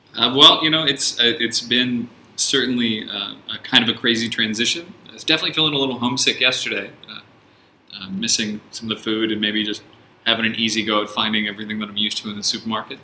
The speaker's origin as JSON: {"language": "English", "town": "San Francisco", "region": "California", "country": "United States", "also_born_or_lived": "Australia", "moved": "yes", "lives_now": "China", "said": "I'm originally from San Francisco in the United States"}